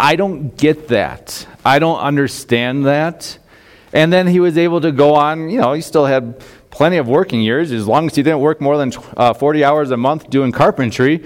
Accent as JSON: {"language": "English", "town": "Chardon", "region": "Ohio", "country": "United States", "tie": "born or raised there", "moved": "yes", "said": "I grew up in Northeast Ohio, a small town, Chardon, Ohio"}